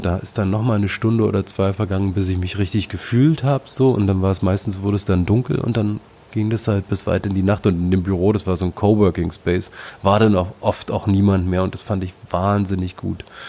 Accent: Frankfurt, Brandenburg, Germany; in meiner Heimatstadt Frankfurt-Oder

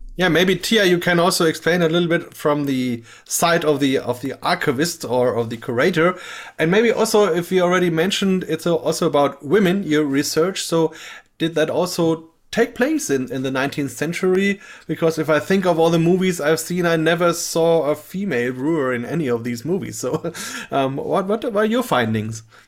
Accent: Bamberg, Bavaria, Germany; I'm from Bamberg, Germany, which is uh, in the southern part of the country, and only a few kilometers away from here

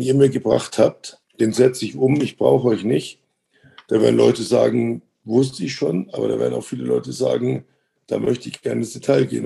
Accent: Munich, Bavaria, Germany; born or raised there

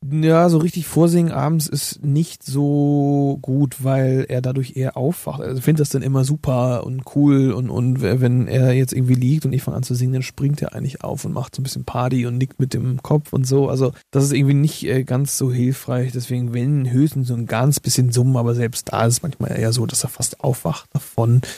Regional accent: Northern Germany, Germany; die Nordtermine in der Nähe von meiner Heimat

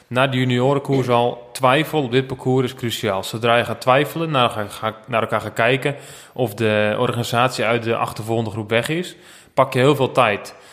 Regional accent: Netherlands

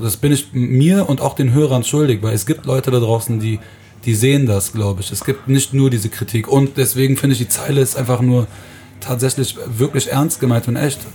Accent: Aachen, North Rhine-Westphalia, Germany; ich komme aus Aachen

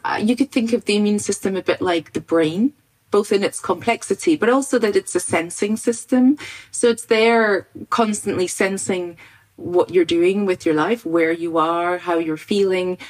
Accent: Scotland, United Kingdom; I grew up in Scotland on a farm in the countryside

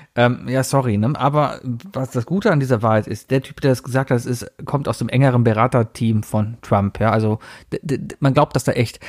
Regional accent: Germany; als Deutscher

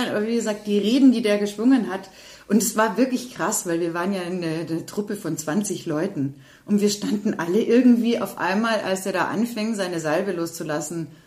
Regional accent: Austria; Ich bin ein Österreicher und ich bin stolz drauf.

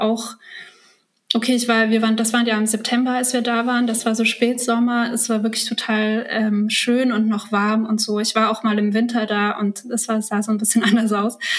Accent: Germany; also born or lived in Kazakhstan; ich bin ja ähm, als Kleinkind aus Kasachstan nach Deutschland eingewandert

